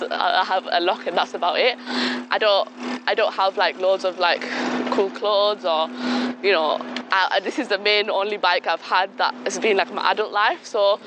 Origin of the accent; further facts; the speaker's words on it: United Kingdom; be an Asian girl, I'm British Pakistani